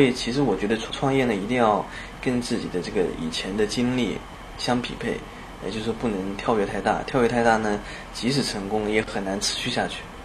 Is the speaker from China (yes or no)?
yes; China; moved away as an adult; also born or lived in United States; now in Shanghai, China; 我以前 二十岁以前都在国内